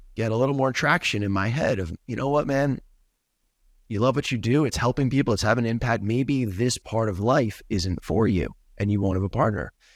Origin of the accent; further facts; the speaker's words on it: New York, United States; moved away as an adult; now in Los Angeles, United States; I grew up in New York, left the East Coast, moved to L